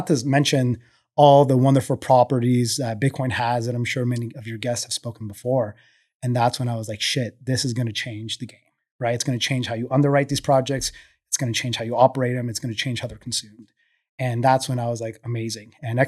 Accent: Colombia; now in United States; So, you know, I'm originally from Colombia, second generation oil and gas.

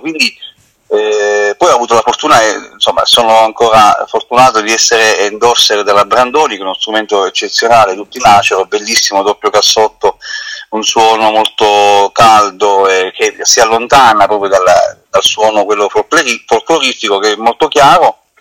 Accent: Roseto degli Abruzzi, Abruzzo, Italy; io sono di Roseto

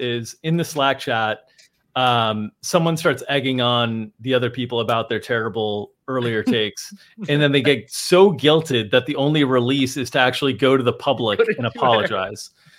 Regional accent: South Florida, United States; I grew up in South Florida

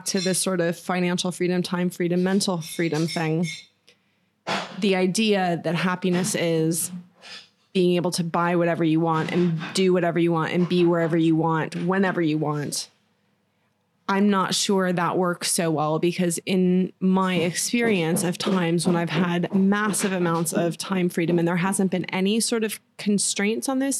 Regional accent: Florida, United States; moved away; in Florida, where I grew up, it was a very small town when I was growing up

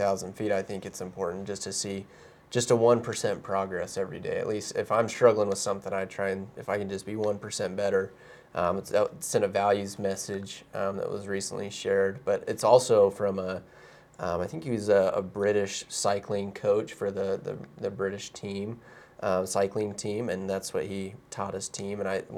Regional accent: Kansas City, Missouri, United States; born there; now in Utah, United States; I was born in Kansas City though, so I'm a little bit familiar.

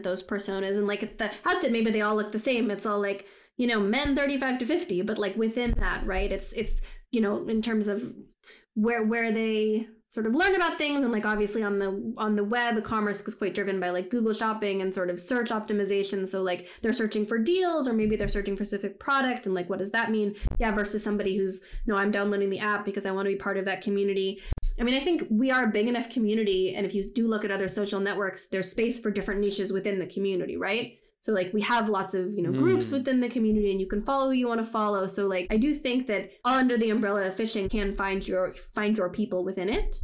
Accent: United States; moved away; I am American

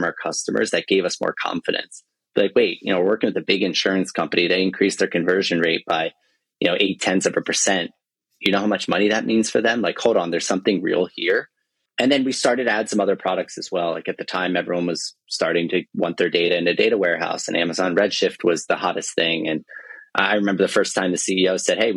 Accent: New Jersey, United States; moved away as an adult; also born or lived in San Francisco; I'm from New Jersey

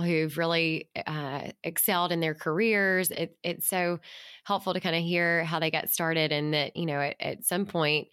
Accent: Mississippi, United States; I'm from a smaller town in Mississippi

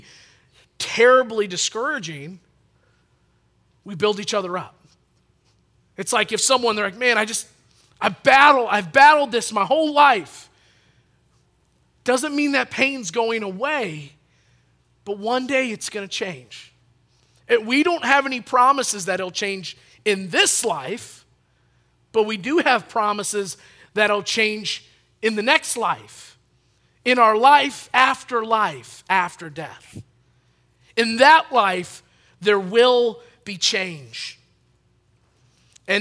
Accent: Chelsea, Michigan, United States; I grew up in Chelsea, Michigan, and that's pretty close in between Ann Arbor and Lansing

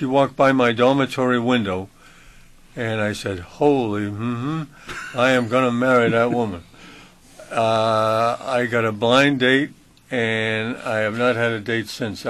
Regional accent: Worcester, Massachusetts, United States; Worcester's Worcester, and it's my hometown

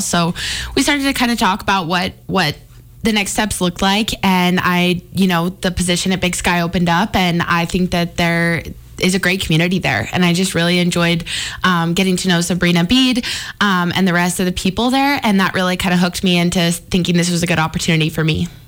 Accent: Billings, Montana, United States; moved away as an adult; now in Missoula, United States; Growing up in Billings

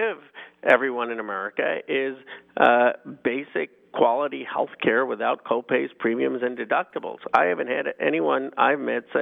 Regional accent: California, United States; I'm from California

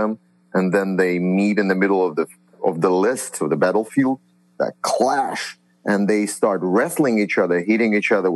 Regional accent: Russia; now in Boston, United States; I'm from Russia

